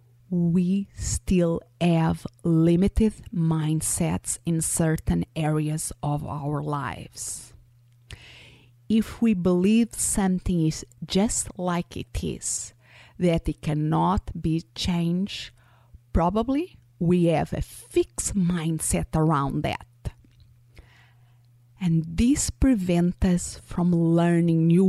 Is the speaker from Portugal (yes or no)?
yes; Portugal; first language Portuguese; English is a second language; moved away; I was born and raised in Portugal, so my first language is Portuguese.